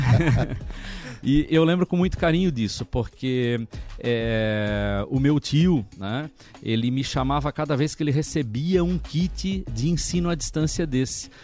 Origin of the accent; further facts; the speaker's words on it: Santa Catarina, Brazil; now in Recife, Brazil; sou de Santa Catarina